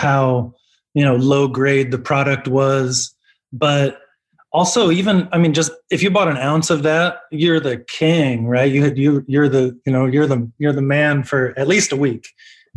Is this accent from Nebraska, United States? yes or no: yes; Omaha, Nebraska, United States; moved away as an adult; now in Los Angeles, United States; we're from Omaha. We're an Omaha band.